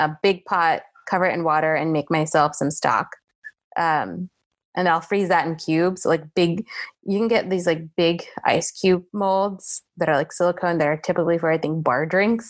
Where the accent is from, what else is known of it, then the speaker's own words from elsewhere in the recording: New Jersey, United States; I grew up in North Jersey in the land of literally they filmed The Sopranos in my town